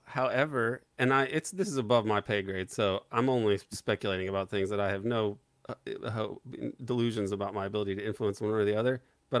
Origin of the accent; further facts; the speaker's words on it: United States; as an American.